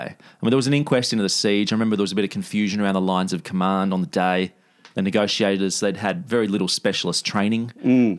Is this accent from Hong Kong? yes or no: no; Australia